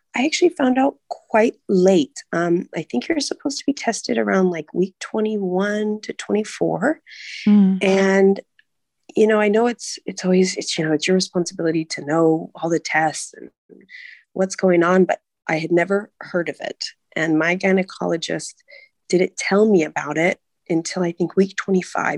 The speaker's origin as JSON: {"language": "English", "region": "California", "country": "United States", "also_born_or_lived": "Hong Kong", "moved": "as an adult", "lives_now": "Prague, Czech Republic", "said": "I'm from the U.S. I'm from California"}